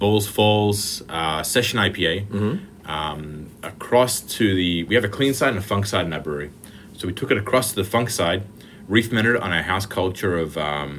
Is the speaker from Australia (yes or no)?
yes; Brisbane, Queensland, Australia; moved away as an adult; now in Beamsville, Canada; I'm an Aussie as well, from Brisbane, but I've been here just over a decade now.